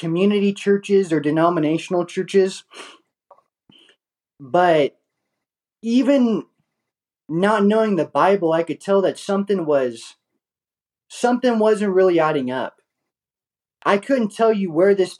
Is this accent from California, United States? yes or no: yes; Oakdale, California, United States; I was born and raised in Oakdale, California.